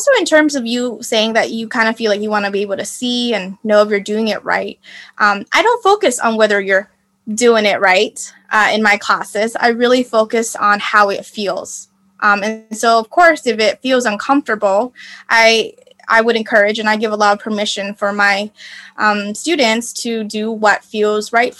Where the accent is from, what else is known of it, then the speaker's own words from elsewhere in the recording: United States; I'm Vietnamese American